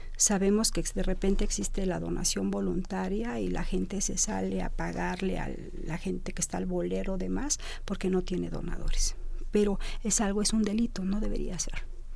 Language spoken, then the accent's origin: Spanish; Mexico; Como mexicanos